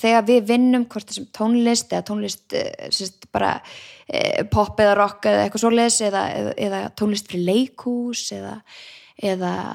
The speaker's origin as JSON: {"language": "Icelandic", "town": "Garðabær", "region": "Capital Region", "country": "Iceland", "tie": "born or raised there", "said": "elst ég bara upp í Garðabæk"}